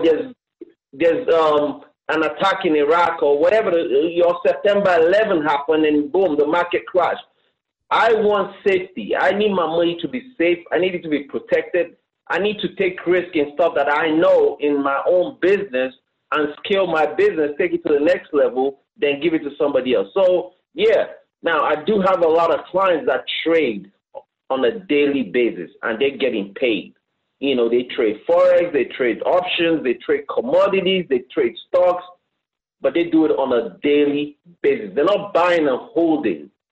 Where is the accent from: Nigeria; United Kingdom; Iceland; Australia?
Nigeria; moved away as an adult; also born or lived in Canada; now in United States; I'm originally from West Africa, Nigeria. Mm-hmm. I left Africa when I was 18 years old. I moved to Canada, lived there for a little bit, but I wanted to come to America.